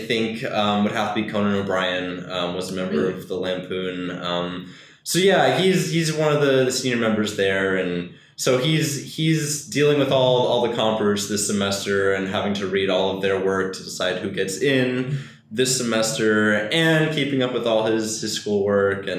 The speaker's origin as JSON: {"language": "English", "town": "Atlanta", "region": "Georgia", "country": "United States", "tie": "born or raised there", "also_born_or_lived": "Fort Lauderdale, Florida", "said": "I was born in Florida, near Fort Lauderdale, Florida. I grew up there until I was 5 or 6, moved up to Atlanta."}